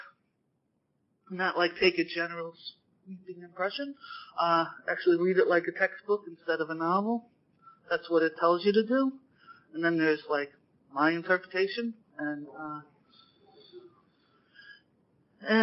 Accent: New York, United States; being a New Yorker

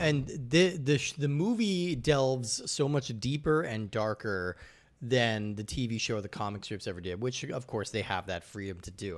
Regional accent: Rocky Mountains, United States; I grew up in the Rocky Mountains

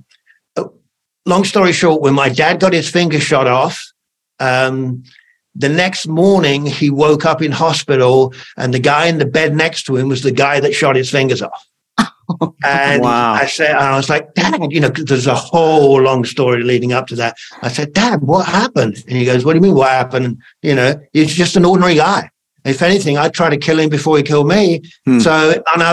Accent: United Kingdom; I'm British in the British Army

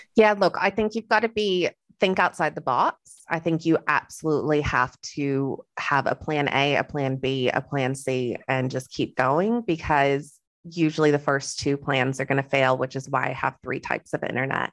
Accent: Texas, United States; moved away as an adult; also born or lived in Western Australia; now in Australia; I am Texan.

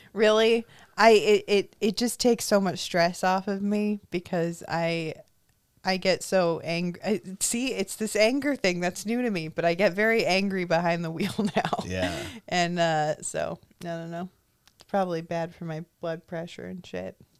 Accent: Orange County, California, United States; Nobody ever thinks I'm from Orange County. No one ever thinks I'm from here.

